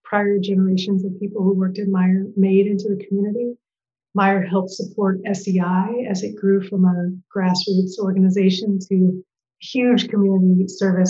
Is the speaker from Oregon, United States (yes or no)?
yes; Portland, Oregon, United States; moved away as an adult; also born or lived in Minnesota / Bay Area / New York City; I am a Portlander, fourth generation Portlander. And I grew up in Northeast Portland